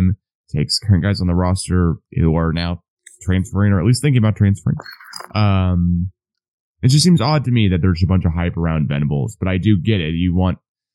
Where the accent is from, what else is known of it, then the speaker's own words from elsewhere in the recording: Oklahoma, United States; growing up in Oklahoma